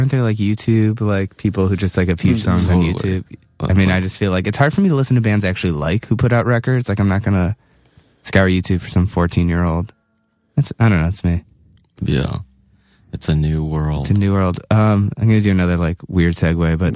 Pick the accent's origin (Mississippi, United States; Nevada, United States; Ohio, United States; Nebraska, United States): Ohio, United States; Cleveland; moved away as an adult